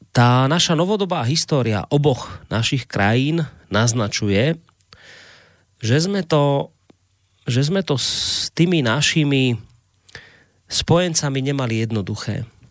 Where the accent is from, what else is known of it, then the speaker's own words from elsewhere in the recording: Slovakia; Ja ako Slovák